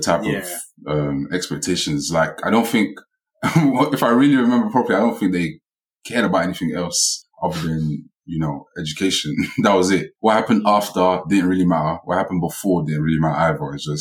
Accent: Nigeria; I'm Nigerian.

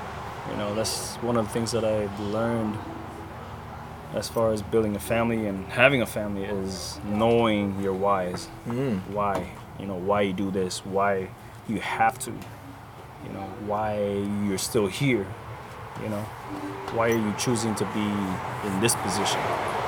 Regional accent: Lahaina, Hawaii, United States; I grew up in Lahaina, but I was in Kahana most of the time.

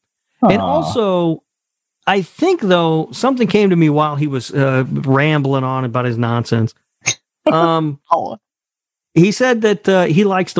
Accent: Indianapolis, Indiana, United States; Growing up in Indianapolis

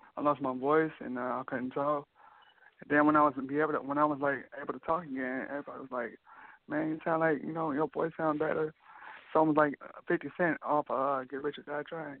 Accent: Rockford, Illinois, United States; now in Iowa, United States; I live in Iowa. I'm from Rockford, Illinois

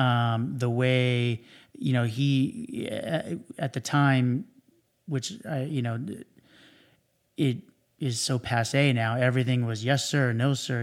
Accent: Cypress, California, United States; also born or lived in Huntington Beach, California; I grew up in Orange County. I, um, was, um, pretty much grew up in Cyprus my whole life.

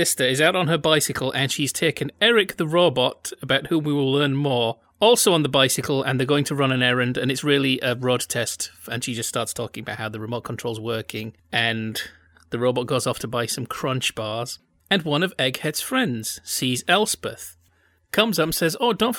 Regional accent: Yorkshire and the Humber, United Kingdom; I'm from Yorkshire. It's not a very big cricket market there.

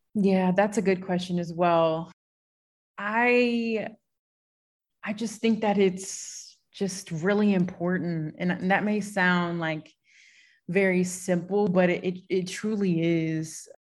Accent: St. Louis, Missouri, United States; also born or lived in Knoxville, Tennessee; I'm a city girl born and raised in St. Louis on the north side specifically. So it's my city

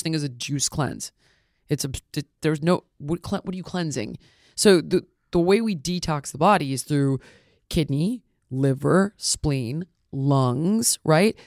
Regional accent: Los Angeles, California, United States; I'm born and raised in Los Angeles, actually. Never, never got out.

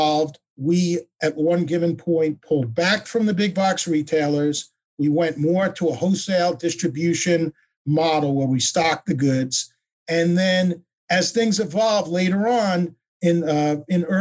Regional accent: Oceanside, New York, United States; moved away as an adult; now in Coconut Creek, United States; originally from Oceanside, New York

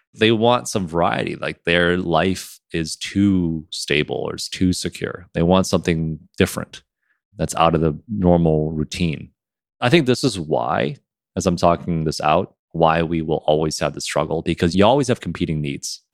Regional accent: Michigan, United States; moved away; I'm from Michigan

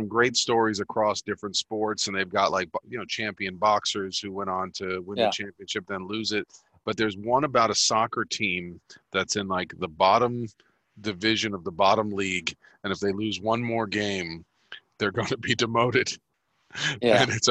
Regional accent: New York, United States; now in Los Angeles, United States; I'm a New Yorker, I'm

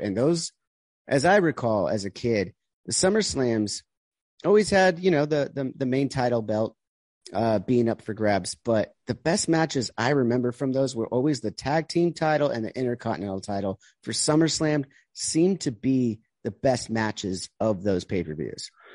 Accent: United States

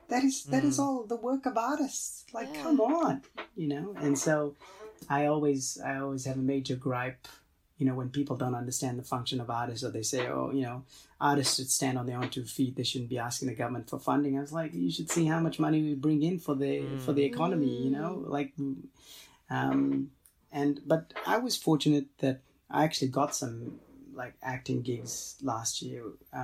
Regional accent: Australia; My nationality, I'm Australian.

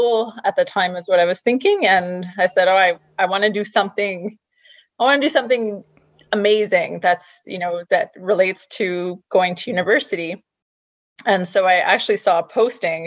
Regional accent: Montreal, Quebec, Canada; I'm originally from Montreal, Quebec, Canada

